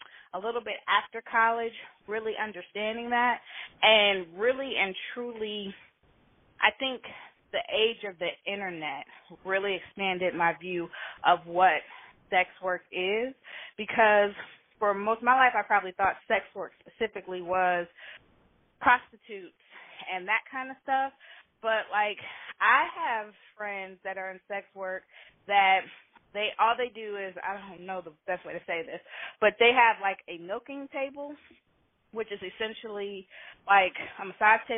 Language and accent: English; Oakland, California, United States; I grew up in California, in Oakland